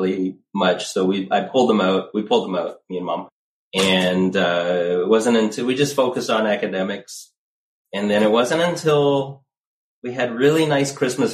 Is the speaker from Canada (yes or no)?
yes; Sarnia, Ontario, Canada; I grew up in Sarnia, Ontario